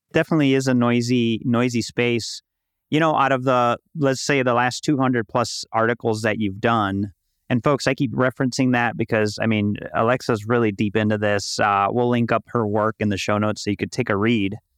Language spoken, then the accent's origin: English; Chicago, Illinois, United States; now in Puerto Rico; I was born and raised in Chicago. In Puerto Rico now